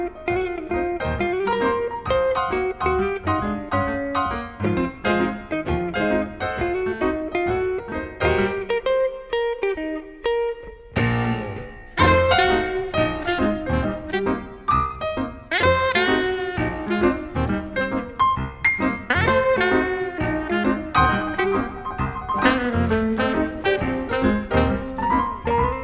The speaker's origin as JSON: {"language": "English", "region": "California", "country": "United States", "moved": "yes", "lives_now": "New York, United States", "said": "I'm a California girl who then moved to New York, and so I've lived in these two places for years"}